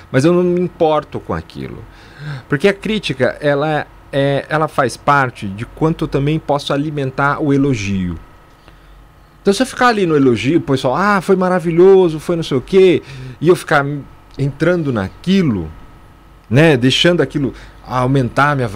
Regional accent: São Paulo, Brazil; born there; São Paulo.

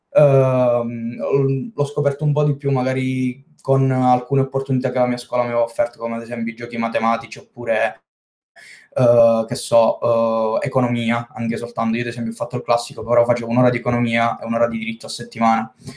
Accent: Senise, Basilicata, Italy; Sono della Basilicata di Senise, questo piccolo paesino di settemila e cinque abitanti

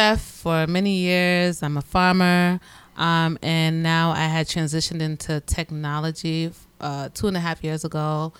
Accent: Providence, Rhode Island, United States; I am from Providence, obviously.

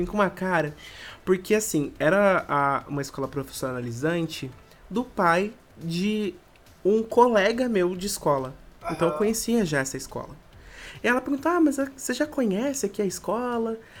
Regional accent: Campos do Jordão, São Paulo, Brazil; now in Manaus, Brazil; na minha cidade natal, lá Campos do Jordão, que é bem pequenininha, todo mundo faz tudo andando

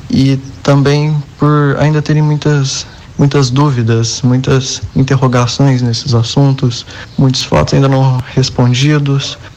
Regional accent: Três Corações, Minas Gerais, Brazil; eu tenho 15 anos, eu sou de Três Corações.

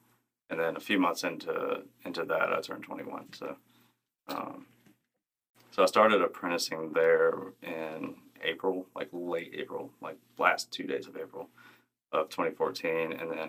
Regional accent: Mobile, Alabama, United States; Mobile, Alabama.

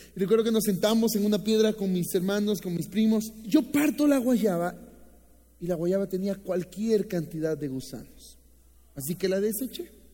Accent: Boaco, Nicaragua; now in Guatemala; Así que nosotros nacimos en Buaco, que es uno de los departamentos de Nicaragua

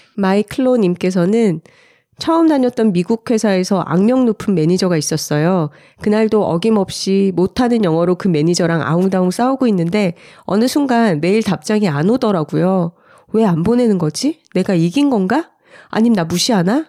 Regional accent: Gyeongsang, South Korea; accent: Gyeongsang dialect; 제가 어릴 때 경상도 사투리에서 많이 쓰던 말

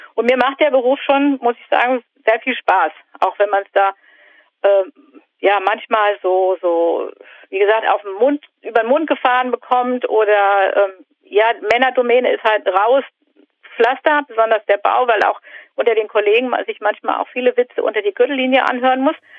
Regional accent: the North, Northern Germany, Germany; ich komme aus dem Norden

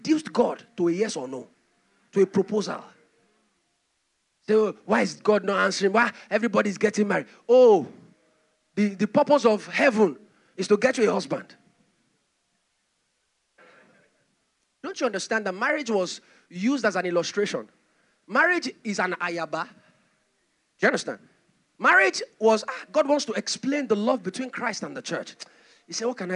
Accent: Nigeria

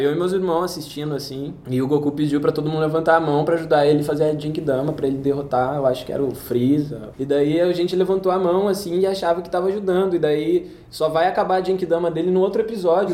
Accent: Leme, São Paulo, Brazil; moved away as an adult; also born or lived in Araras / Araraquara; Eu, eu nasci em Araras, mas fui criado em Leme.

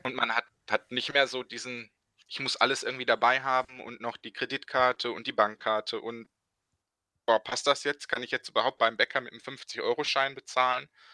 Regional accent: Bochum, North Rhine-Westphalia, Germany; genau genommen komme ich aus äh, Bochum, bin also nicht nur ein Ruhrpottkind, sondern auch ein Bochumer Jung

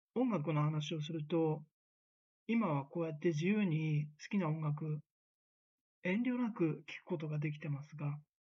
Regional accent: Tokyo, Japan; moved away as an adult; also born or lived in United States; 私東京出身なんですけど

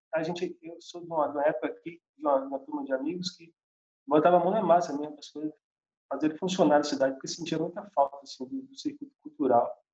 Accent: São Félix / Almas, Recôncavo Baiano, Bahia, Brazil; sou natural do, das Almas, do Recôncavo Baiano. E eu nasci entre engenhos antigos aqui, né? Minha infância toda cercada de casarões velhos

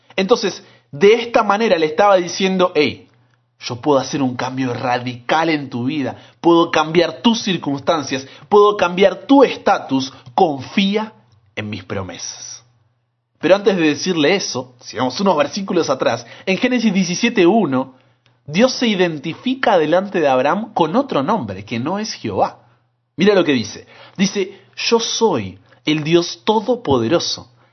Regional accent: Buenos Aires, Argentina; moved away as an adult; yo estudiaba ingeniería en sistemas en la Universidad Tecnológica Nacional, Buenos Aires, Argentina

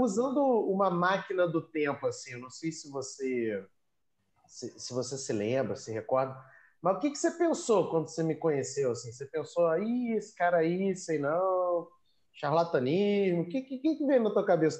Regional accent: Rio de Janeiro, Brazil; eu nasci no Rio, né? E, e construí minha vida no Rio

